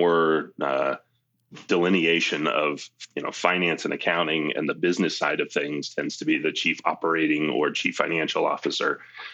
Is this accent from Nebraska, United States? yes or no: no; Maine, United States; moved away as an adult; also born or lived in New Hampshire / Boulder, Colorado; now in Colorado, United States; I grew up in Maine. I'm originally from Maine.